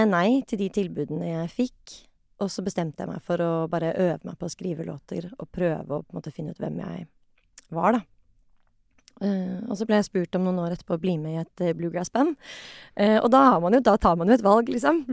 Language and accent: Norwegian; Oslo, Norway; jeg vokste opp på Kampen, og så flyttet vi da jeg var ti.